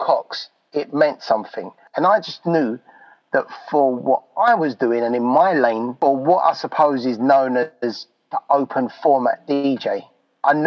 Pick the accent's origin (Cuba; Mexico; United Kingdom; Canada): United Kingdom; London; my hometown of London